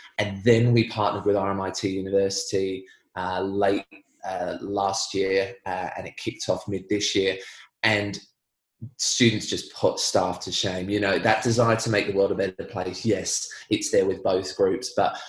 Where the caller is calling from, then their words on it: Parkdale, Victoria, Australia; Relatively locked down in Parkdale, Victoria. Yep. So Bayside, just past Mentone. It's a sleepy little Bayside town full of very lovely people.